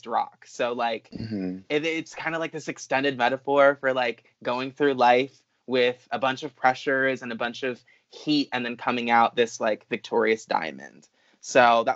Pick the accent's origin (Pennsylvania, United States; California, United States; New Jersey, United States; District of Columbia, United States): New Jersey, United States; near Atlantic City, Southern; moved away as an adult; I'm from Southern New Jersey. I usually, you know, give directionally where I'm from because that's a lot easier. But near the shore, like near Atlantic City, it's very small. It was basically a farm town